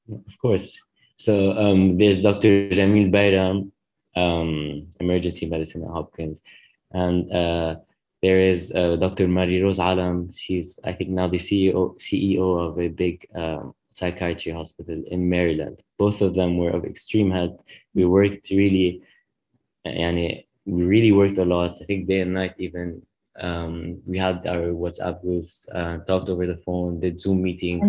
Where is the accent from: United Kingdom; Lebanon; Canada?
Lebanon; moved away as an adult; now in United States; I grew up in Lebanon